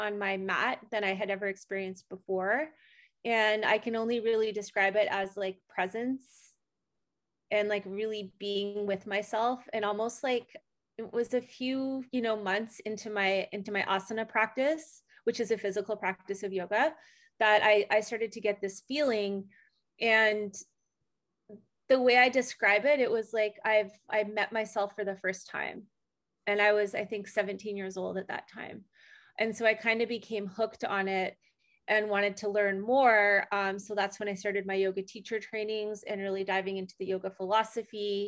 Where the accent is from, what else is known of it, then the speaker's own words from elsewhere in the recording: Canada; moved away as an adult; now in Costa Rica; I was born in Canada. I moved to Costa Rica 11 years ago.